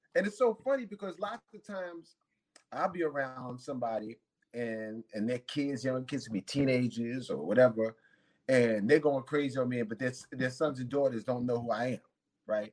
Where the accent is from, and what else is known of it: New York City, New York, United States; born or raised there; also born or lived in Manhattan, New York